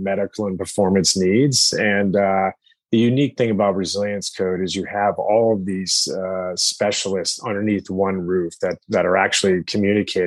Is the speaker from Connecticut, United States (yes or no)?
yes; Connecticut, United States; I grew up in Connecticut